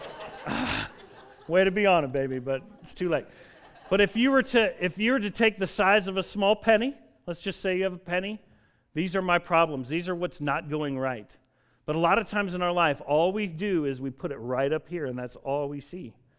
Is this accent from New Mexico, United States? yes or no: no; Denver, Colorado, United States; I grew up in Denver, Colorado